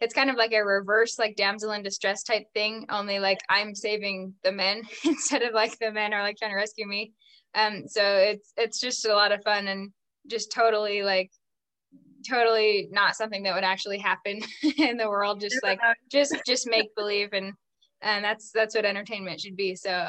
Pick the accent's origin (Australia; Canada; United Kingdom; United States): United States; Utah; I grew up in Utah